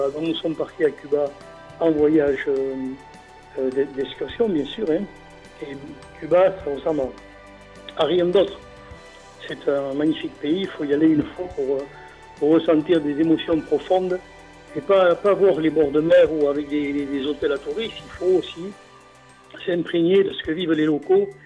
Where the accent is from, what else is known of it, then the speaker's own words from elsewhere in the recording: Bayonne, Nouvelle-Aquitaine, France; j'expose à nouveau chez moi à Bayonne. Nul n'est prophète en son pays. J'ai beaucoup exposé à l'étranger, à Paris notamment, qui n'est pas l'étranger, mais euh, hors de ma ville.